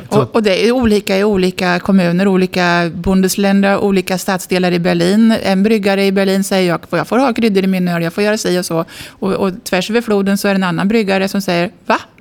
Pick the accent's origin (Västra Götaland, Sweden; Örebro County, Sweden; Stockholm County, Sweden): Örebro County, Sweden; Askersund; jag är född och uppvuxen i Askersund, Södernärke, vid Vättern